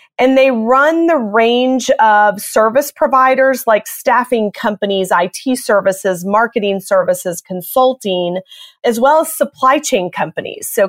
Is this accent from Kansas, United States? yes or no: no; Atlanta, Georgia, United States; moved away as an adult; also born or lived in Boston / Chicago / Los Angeles; I grew up in Atlanta, Georgia